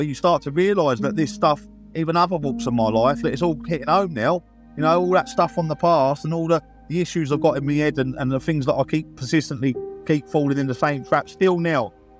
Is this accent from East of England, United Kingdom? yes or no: no; Brighton, South East England, United Kingdom; I grew up in the Whitehawk estate.